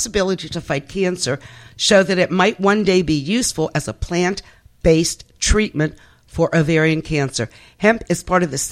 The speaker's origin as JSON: {"language": "English", "region": "Southern California", "country": "United States", "said": "I'm from Southern California"}